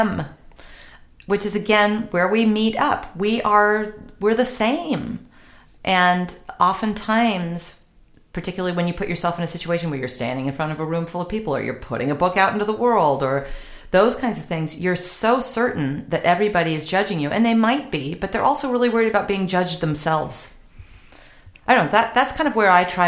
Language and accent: English; California, United States; I'm Californian